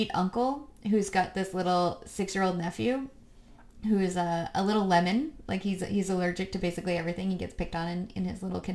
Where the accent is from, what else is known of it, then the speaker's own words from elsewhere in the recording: United States; we're American